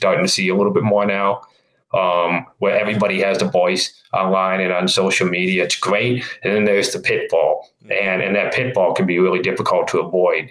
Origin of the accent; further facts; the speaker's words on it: Cleveland, Ohio, United States; all of us growing up in the Cleveland area